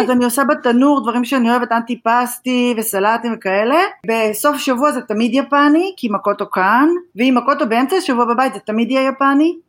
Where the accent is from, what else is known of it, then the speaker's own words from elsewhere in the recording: Israel; moved away as an adult; now in Japan; אני לא יכולה להתכחש למקום שממנו באתי ומאיפה נולדתי, ואני גאה להיות ישראלית